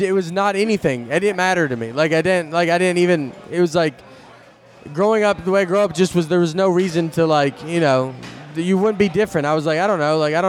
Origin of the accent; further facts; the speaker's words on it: the South, United States; moved away as an adult; also born or lived in New York / Chicago; growing up in the South